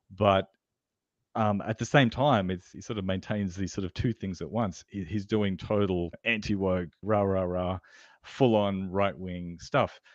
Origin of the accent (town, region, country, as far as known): Australia